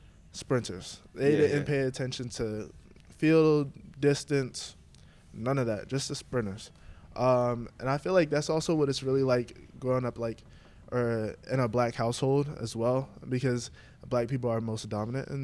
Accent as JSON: {"language": "English", "town": "Baltimore", "region": "Maryland", "country": "United States", "said": "I'm from Baltimore"}